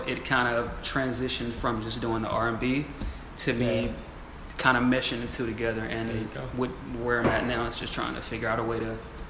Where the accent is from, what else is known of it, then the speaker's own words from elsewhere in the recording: Wilson, North Carolina, United States; I'm from Wilson, North Carolina. 252 was good.